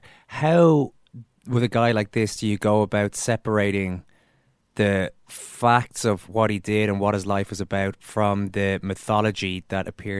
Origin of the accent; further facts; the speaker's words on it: Ireland; as an Irish person growing up idolizing Andre the Giant